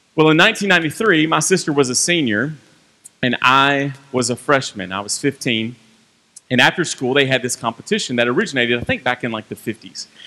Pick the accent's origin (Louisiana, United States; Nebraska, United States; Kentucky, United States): Kentucky, United States; Franklin; also born or lived in Bowling Green, Kentucky; I grew up right down the road in Franklin, Kentucky